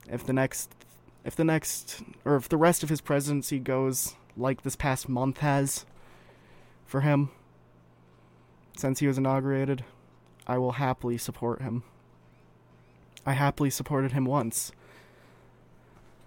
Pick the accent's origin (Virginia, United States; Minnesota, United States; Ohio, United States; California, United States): Minnesota, United States; As a Minnesotan